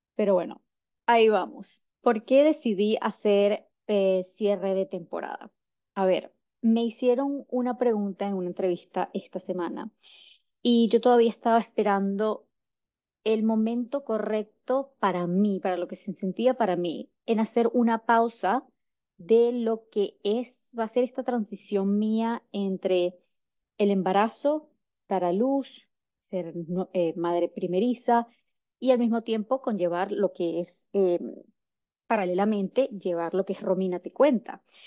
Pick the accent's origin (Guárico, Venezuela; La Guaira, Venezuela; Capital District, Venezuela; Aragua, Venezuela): Capital District, Venezuela; Caracas; moved away as an adult; also born or lived in United States; yo soy de Caracas, Venezuela.